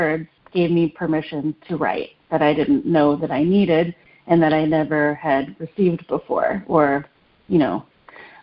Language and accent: English; Nashville, Tennessee, United States; also born or lived in Detroit, Michigan; I was born in the suburbs of Detroit and grew up in the suburbs of Nashville mostly, and also in the city of Nashville